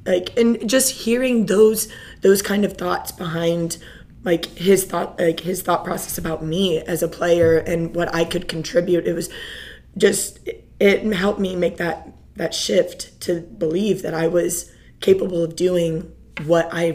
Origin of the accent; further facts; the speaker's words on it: Pleasant Hill, Missouri, United States; moved away as an adult; now in Coppell, United States; I'm originally from a small town outside of Kansas City on the Missouri side. It's called Pleasant Hill, Missouri